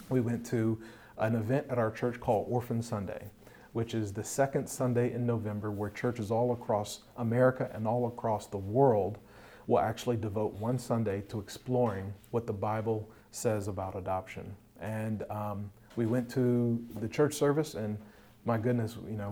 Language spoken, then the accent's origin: English; Hampton Roads, Virginia, United States; also born or lived in Washington, D.C.; born and raised in Hampton Roads, Virginia area, also called the 757